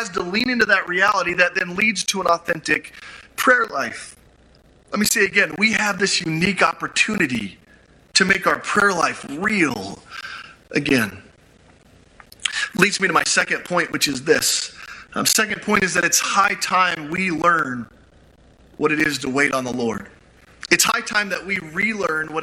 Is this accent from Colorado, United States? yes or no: yes; Grand Junction, Colorado, United States; my hometown of Grand Junction